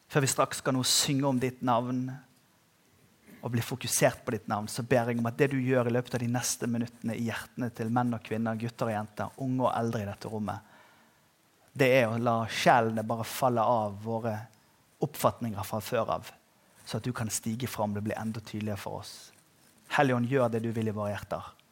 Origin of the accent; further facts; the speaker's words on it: Agder, Norway; Og så skal vi være tro, trofast mot det at vi er sørlendinger